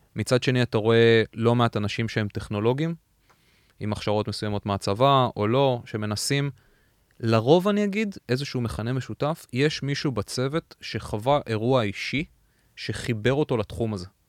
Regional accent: Israel; moved away as an adult; now in United States; לנו כישראלים

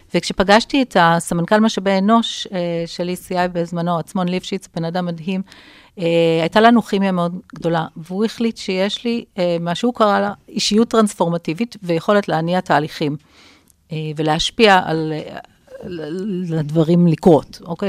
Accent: Jerusalem, Jerusalem District, Israel; also born or lived in London / Paris / Tel Aviv; אני ירושלמית במקור, אז, אה, לצערי זה כבר לא הירושלים שאני גדלתי בה

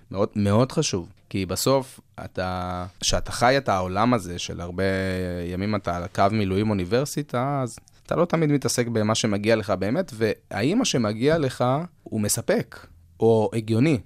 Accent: Israel; אנחנו ישראלים

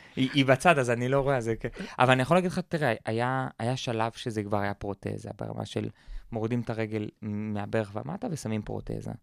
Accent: Israel; גדלתי בקיבוץ

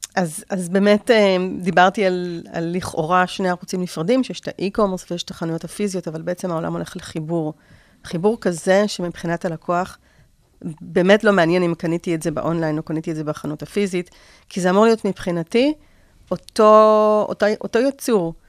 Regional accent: Israel; בתור ישראלים

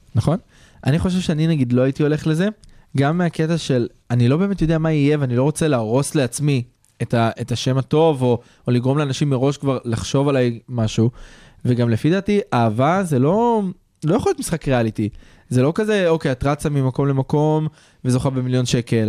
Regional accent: Israel; אנחנו גברים ישראלים

